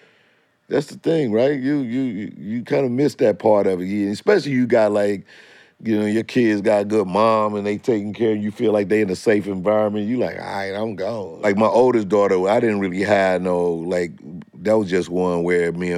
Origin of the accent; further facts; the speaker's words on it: St. Louis, Missouri, United States; moved away; I came from St. Louis